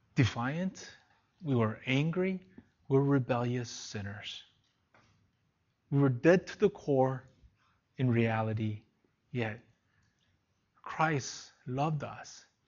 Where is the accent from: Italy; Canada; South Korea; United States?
South Korea; moved away; Went back to my hometown